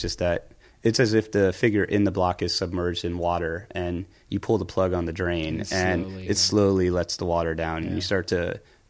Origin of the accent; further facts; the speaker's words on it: outside Philadelphia, New Jersey, United States; also born or lived in Arkansas / Ramstein Air Base, Germany / Bay Ridge, Brooklyn; now in New York, United States; then we moved to South Jersey. So I settled in Jersey like 6 or 7 years old.